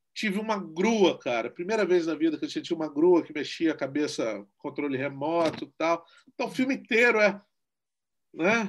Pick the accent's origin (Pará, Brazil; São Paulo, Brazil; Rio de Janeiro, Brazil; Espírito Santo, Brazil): Espírito Santo, Brazil; Guarapari; é a primeira vez que eu ganhei o edital da minha terra, e é o primeiro filme capixaba